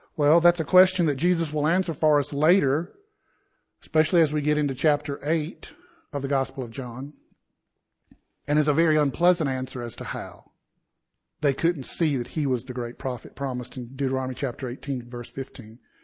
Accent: Southeast, United States; I grew up in the Southeast where college football is equivalent to worshiping God

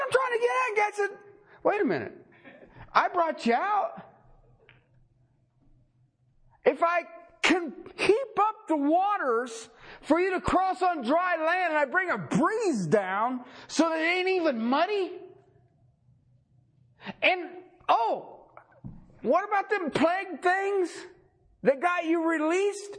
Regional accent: Ohio, United States; I grew up in Ohio

